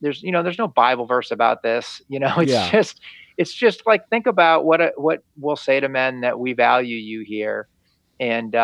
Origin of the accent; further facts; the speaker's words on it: Lexington, Massachusetts, United States; moved away as an adult; now in Florida, United States; I grew up in a little town that you've read about in your history books called Lexington